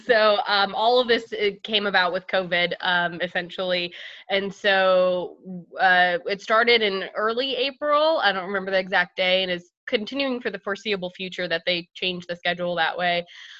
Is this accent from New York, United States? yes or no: yes; Buffalo, New York, United States; moved away as an adult; also born or lived in Chapel Hill, North Carolina / South Carolina; now in Charlotte, United States; So originally from Buffalo, New York, I went to both undergrad and pharmacy school at the University of North Carolina at Chapel Hill.